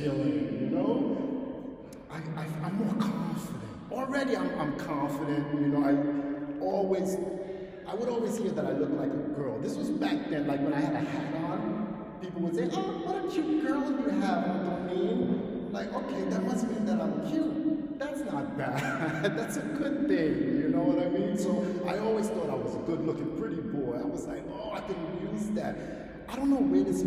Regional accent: New York City, New York, United States; born and raised in New York City

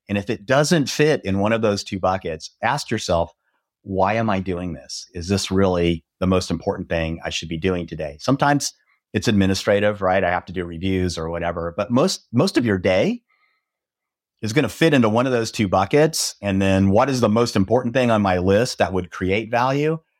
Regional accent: Nebraska, United States; also born or lived in Texas; now in Dallas, United States; I grew up in Nebraska

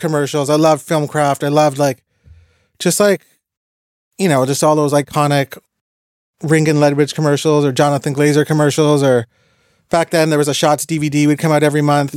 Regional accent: Toronto, Ontario, Canada; also born or lived in Montreal; I was a guy from Toronto working in Montreal speaking French

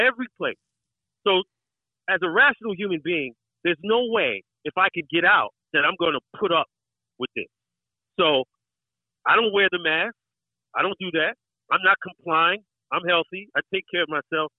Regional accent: New York City, New York, United States; accent: New York; I was born and raised in Brooklyn, Brownsville, Brooklyn. I was born and raised there

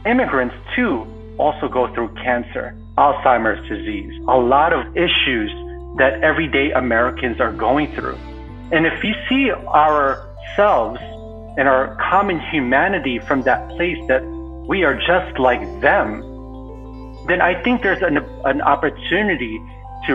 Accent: Philippines; moved away; also born or lived in Kuwait / Bronx, New York; I am a Filipino immigrant born in Kuwait, raised in the Philippines, and eventually immigrated to the Bronx, New York.

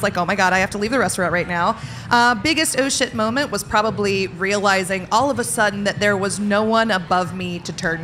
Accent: the South, United States; I grew up in the South

